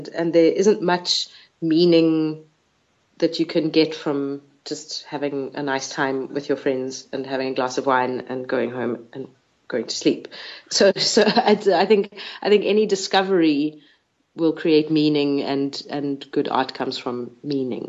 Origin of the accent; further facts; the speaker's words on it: South Africa; I'm a South African Jew.